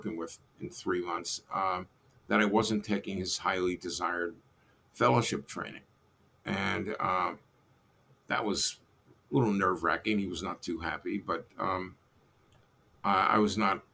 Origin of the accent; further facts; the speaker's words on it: New York City, New York, United States; moved away as an adult; also born or lived in Arkansas; I was from Brooklyn originally